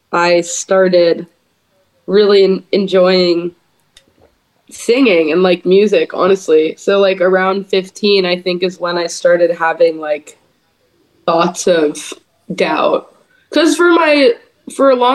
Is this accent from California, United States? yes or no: yes; the Bay Area, California, United States; also born or lived in Lake Tahoe; my hometown in the Bay Area